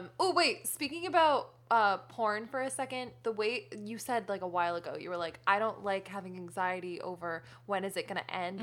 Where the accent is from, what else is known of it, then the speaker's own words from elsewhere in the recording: Connecticut, United States; now in California, United States; I grew up in New England